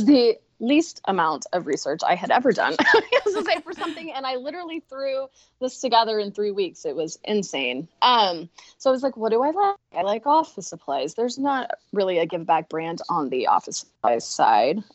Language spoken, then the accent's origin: English; Dallas, Texas, United States; moved away as an adult; also born or lived in Washington, D.C.; I grew up in Texas, went to A&M